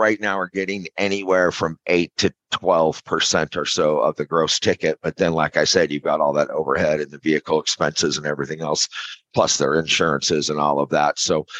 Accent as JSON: {"language": "English", "region": "Arizona", "country": "United States", "tie": "born or raised there", "also_born_or_lived": "California / Maui / Colorado", "lives_now": "St. Louis, United States", "said": "No, I was born in California, raised in Arizona, but I've kind of been all over, man. I've lived everywhere from Maui to Colorado to California to now St. Louis."}